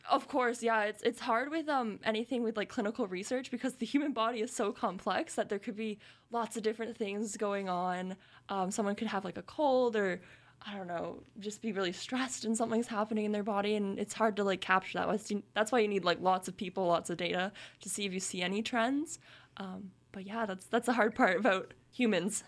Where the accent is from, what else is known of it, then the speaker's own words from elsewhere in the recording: Kingston, Ontario, Canada; moved away; I'm from Kingston